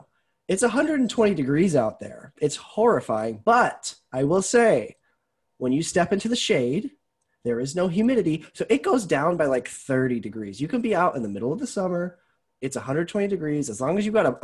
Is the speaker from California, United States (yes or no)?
no; Tucson, Arizona, United States; moved away as an adult; also born or lived in Alabama; I am from Tucson, Arizona. I'm a desert rat.